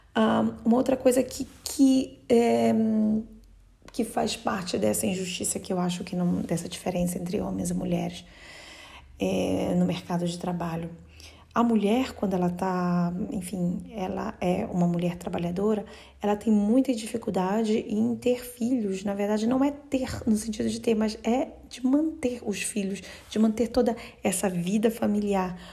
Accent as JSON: {"language": "Portuguese", "region": "North Region", "country": "Brazil", "moved": "yes", "lives_now": "Bologna, Italy", "said": "no norte do Brasil, de onde eu venho"}